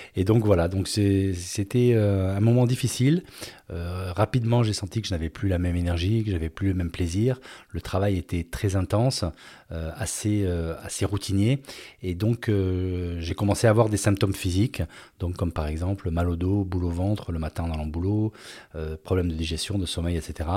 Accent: France; moved away as an adult; also born or lived in Hungary / Venezuela / Spain / Singapore; en 2020, j'ai décidé de rentrer à la base, donc de rentrer en France

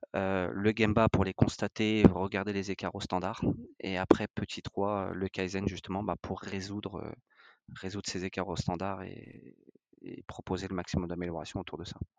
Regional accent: France; on est français, on est des latins

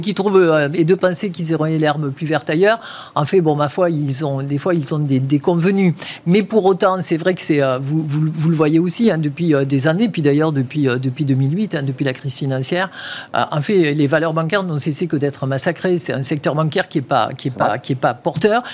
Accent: Toulouse, Occitania, France; accent: chantant (southern); moved away; je suis toulousaine.

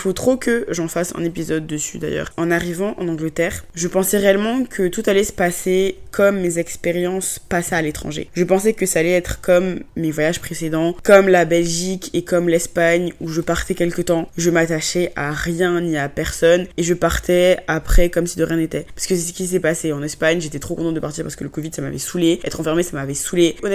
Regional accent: France; Même si je me sens plus trop chez moi, là où j'ai grandi, la France, je considère vraiment pas ça comme ma maison.

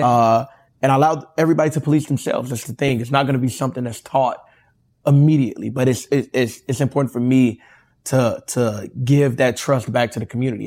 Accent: Inglewood, California, United States; I'm from Inglewood

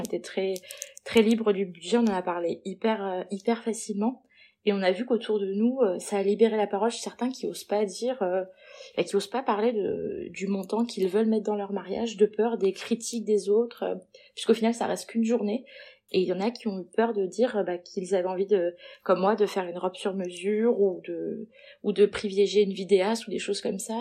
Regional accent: Perpignan, Occitania, France; je suis née à Perpignan

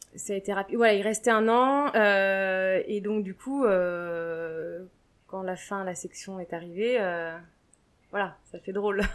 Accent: Deux-Sèvres, Nouvelle-Aquitaine, France; now in Mâcon, France; moi je viens des Deux-Sèvres

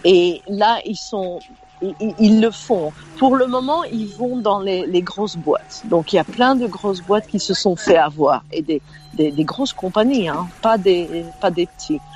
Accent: Belgium; moved away as an adult; now in United States; Je suis né en Belgique, donc la loi belge quand je suis née en Belgique en, 1967

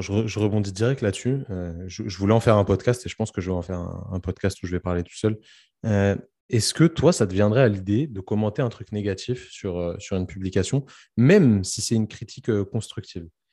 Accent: Paris, Île-de-France, France; moved away; je suis parisien

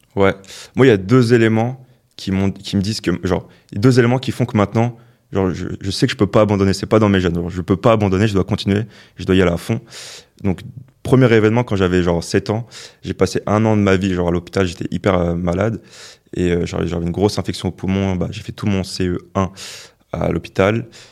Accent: Le Plessis-Bouchard, Île-de-France, France; Je viens de banlieue, genre du Val d'Oise. Genre la ville d'où je viens

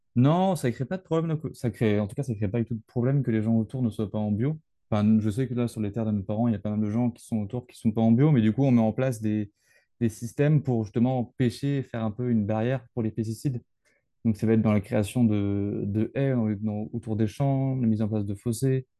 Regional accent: Brittany, France; je suis breton

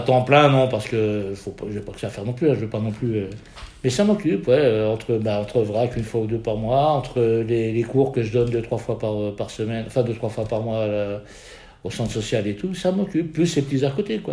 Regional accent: Lorraine, Grand Est, France; on est Lorraine

